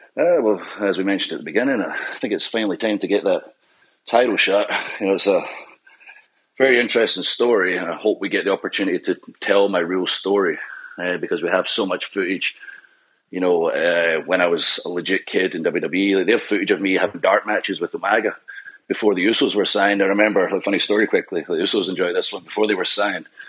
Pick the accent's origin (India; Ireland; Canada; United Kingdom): United Kingdom; Scotland; with ICW in Scotland being Scottish